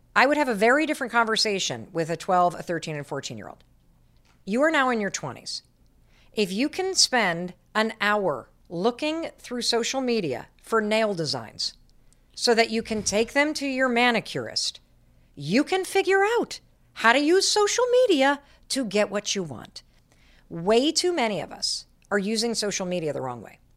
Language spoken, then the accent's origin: English; Michigan, United States; moved away as an adult; I grew up in Michigan and I went to Dartmouth